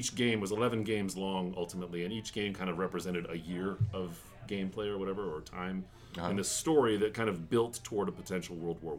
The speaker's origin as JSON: {"language": "English", "town": "Boise", "region": "Idaho", "country": "United States", "tie": "born or raised there", "also_born_or_lived": "Japan / Colorado", "moved": "as an adult", "said": "So I was born and raised in Boise, Idaho, and then after college, I taught English in Japan for a year and then after returning from that, I moved to Colorado, lived there for about 10 years, and just moved out here."}